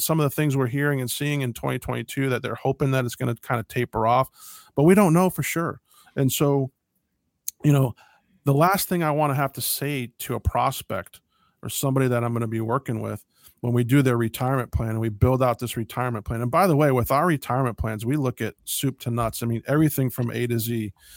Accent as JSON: {"language": "English", "country": "United States"}